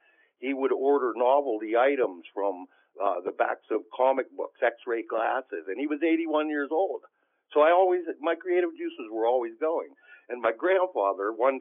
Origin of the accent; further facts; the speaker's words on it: Clear Creek, Pennsylvania, United States; growing up in Clear Creek, when I was a child